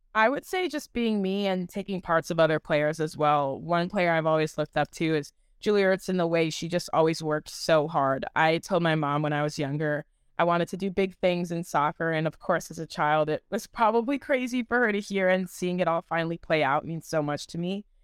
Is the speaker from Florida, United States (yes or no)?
no; Michigan, United States; moved away as an adult; now in Kansas City, United States; I'm originally from Michigan